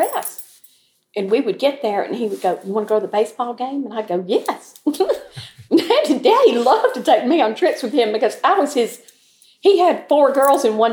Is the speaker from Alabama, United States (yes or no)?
yes; Troy, Alabama, United States; Growing up in Troy was like a wonderful little small town